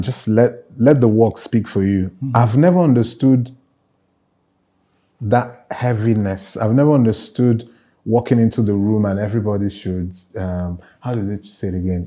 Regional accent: Enugu, Enugu State, Nigeria; moved away as an adult; now in Lagos, Nigeria; I grew up in the Southeast, in Enugu specifically. It's a civil service town.

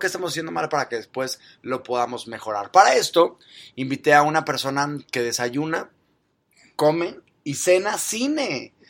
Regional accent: Mexico; soy mexicano

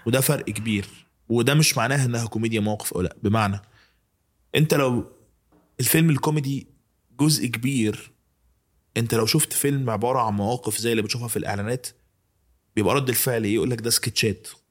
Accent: Egypt; بتاعتنا كمصريين

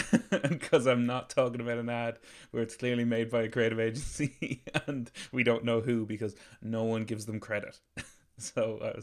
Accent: Ireland

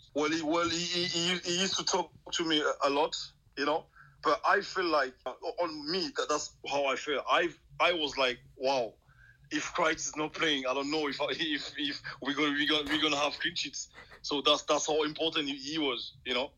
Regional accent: Cameroon; English is a second language; moved away as an adult; also born or lived in Wrexham, Wales

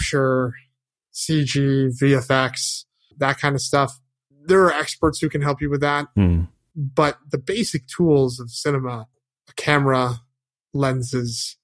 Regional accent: Connecticut, United States; now in Los Angeles, United States; I grew up in Connecticut

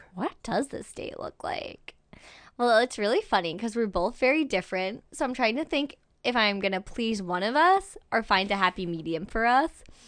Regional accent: Albany, New York, United States; moved away; I was born in Albany, New York.

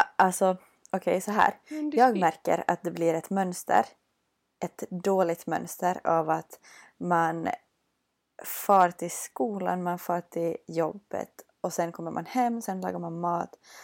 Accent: Vörå, Ostrobothnia, Finland; moved away as an adult; now in Vaasa, Finland; bodde i min hemby Vörå

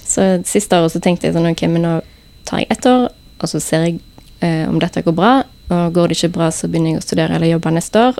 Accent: Haugesund, Rogaland, Norway; fra Haugesund

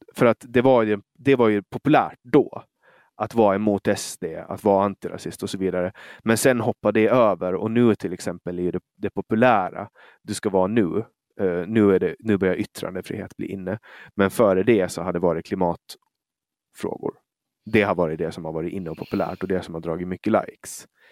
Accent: Åland, Finland

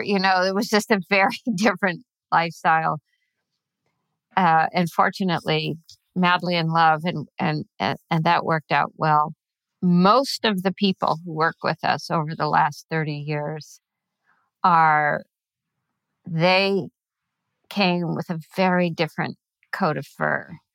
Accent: California, United States; moved away as an adult; also born or lived in Venezuela / Chile; I grew up in California.

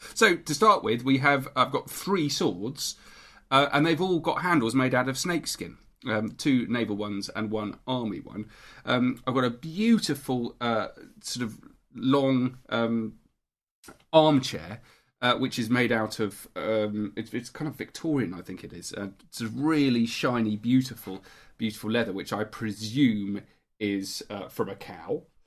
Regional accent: St Albans, East of England, United Kingdom; Because I was brought up in Saint Albans

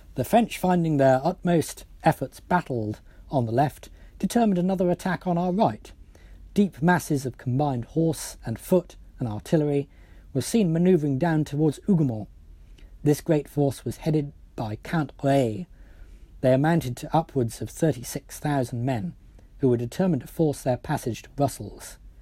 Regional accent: Wales, United Kingdom; I speak as a Welshman by birth

